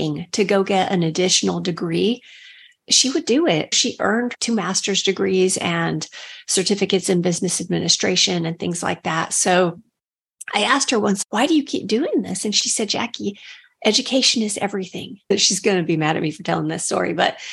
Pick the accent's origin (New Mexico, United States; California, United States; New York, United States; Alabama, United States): New Mexico, United States; I grew up in New Mexico